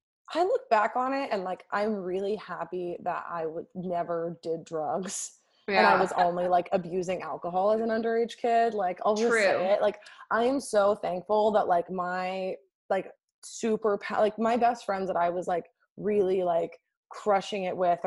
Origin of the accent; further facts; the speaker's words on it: Laguna Beach, California, United States; now in Los Angeles, United States; So I'm like from California